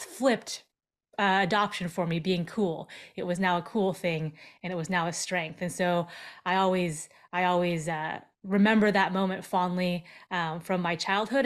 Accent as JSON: {"language": "English", "town": "Seattle", "region": "Washington", "country": "United States", "tie": "born or raised there", "also_born_or_lived": "Seoul, South Korea", "said": "I was born in Seoul, South Korea, and then I was adopted as a five and a half month old baby and brought over to, uh, to the States, and I grew up in the Seattle area"}